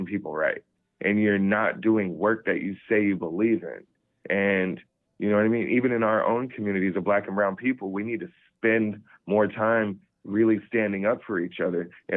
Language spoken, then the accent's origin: English; Colorado Springs, Colorado, United States; also born or lived in Germany; I grew up in Colorado Springs, exactly where he's from. Mm. I grew up in El Paso County